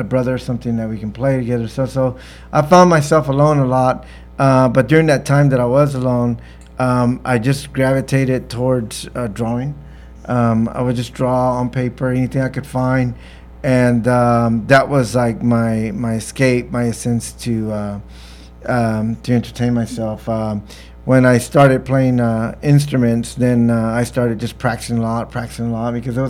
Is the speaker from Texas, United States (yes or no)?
yes; Staples, Texas, United States; growing up in Staples